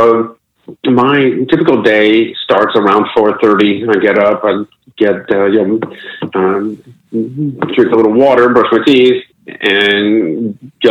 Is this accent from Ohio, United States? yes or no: yes; Akron, Ohio, United States; moved away; back home in my hometown of Akron, Ohio